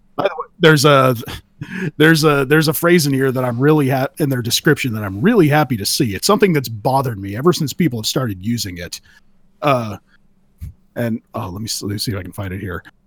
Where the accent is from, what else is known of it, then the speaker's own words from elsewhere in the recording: California, United States; I'm from California. I'm from the ground zero of meth